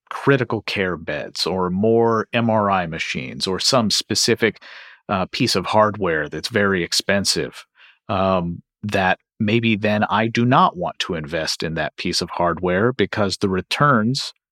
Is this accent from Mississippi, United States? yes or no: no; Kentucky, United States; And uh, in my home state of Kentucky